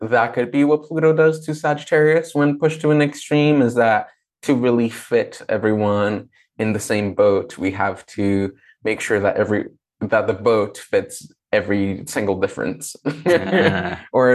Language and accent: English; Brazil; moved away; growing up in Brazil with a very religious family